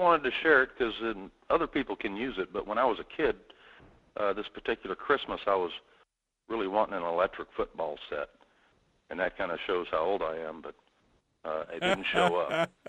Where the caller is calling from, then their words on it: Kenai, Alaska, United States; from Kenai.